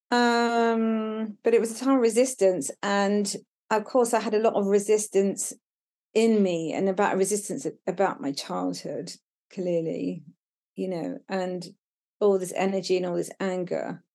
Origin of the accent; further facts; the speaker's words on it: Brighton, South East England, United Kingdom; moved away as an adult; now in Devon, United Kingdom; I was living in Brighton, w, which was my hometown